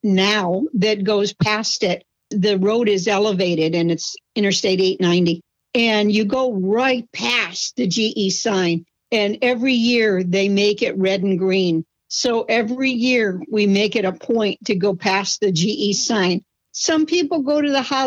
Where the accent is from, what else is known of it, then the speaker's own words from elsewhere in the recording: Schenectady, New York, United States; I was born in Schenectady, New York, and I still live relatively close